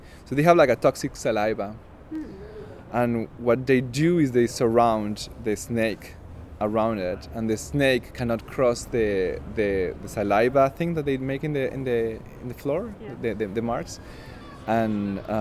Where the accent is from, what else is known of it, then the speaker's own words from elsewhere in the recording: Argentina; moved away; I'm from Argentina, and the way that I speak is way more convoluted and kind of baroque